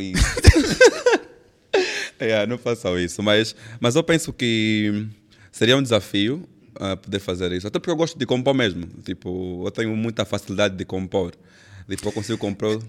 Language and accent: Portuguese; Benguela, Angola; sou de Benguela